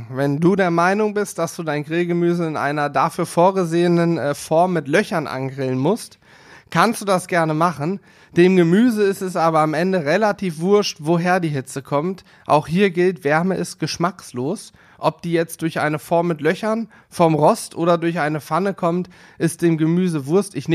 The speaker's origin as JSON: {"language": "German", "region": "Northern Hesse", "country": "Germany", "moved": "yes", "lives_now": "Hanover, Germany", "said": "ich komme ja ursprünglich aus Nordhessen."}